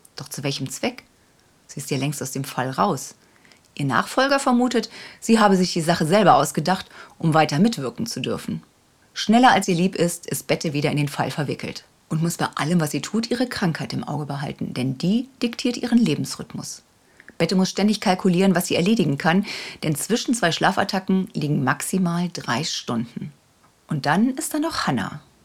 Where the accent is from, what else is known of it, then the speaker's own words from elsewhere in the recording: Hamburg, Germany; moved away; in meiner alten Heimat Hamburg-Ochsenwerder